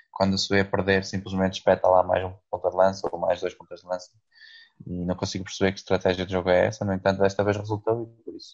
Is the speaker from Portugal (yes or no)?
yes; Portugal; sou português